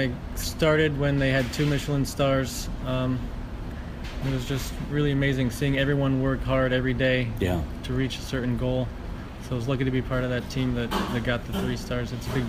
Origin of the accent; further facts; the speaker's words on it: Connecticut, United States; I'm from relatively small town in Connecticut, but with a big family. So my dad is one of 10 kids in an Italian family.